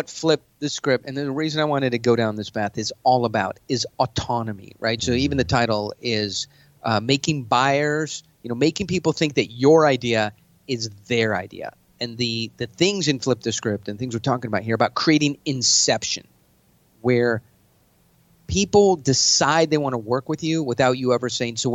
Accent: New York, United States; now in Scottsdale, United States; I'm from New York.

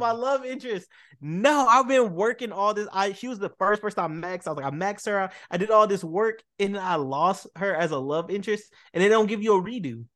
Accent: Boston, Massachusetts, United States; also born or lived in Dallas, Texas; I'm a Dallas native, but I was raised and love in Boston

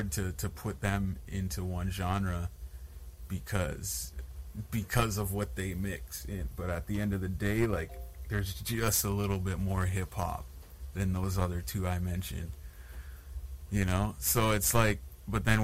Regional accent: Sudbury, Ontario, Canada; was actually born and raised in Sudbury

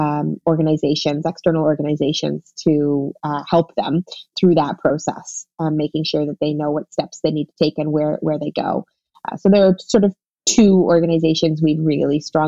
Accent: Toronto, Ontario, Canada; I was born and raised here in Toronto

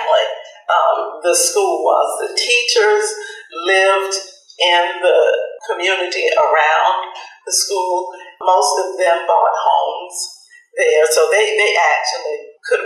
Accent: Sarasota, Florida, United States; I was born in Sarasota Memorial Hospital, but my parents lived at the corner of 8th Street and Central Avenue in what's now the Rosemary District. I lived in that neighborhood until my mother died in 1964.

